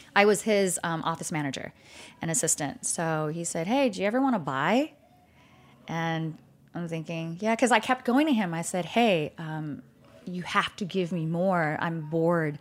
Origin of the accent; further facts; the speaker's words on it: California, United States; moved away as an adult; also born or lived in Vietnam / Malaysia; now in Dallas, United States; growing up in California